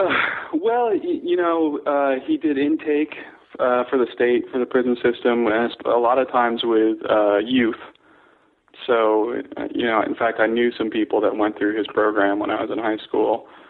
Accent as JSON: {"language": "English", "region": "Connecticut", "country": "United States", "tie": "born or raised there", "also_born_or_lived": "Staten Island, New York / North Carolina / Ohio / San Francisco", "moved": "as an adult", "lives_now": "Seattle, United States", "said": "then Connecticut mostly up through high school"}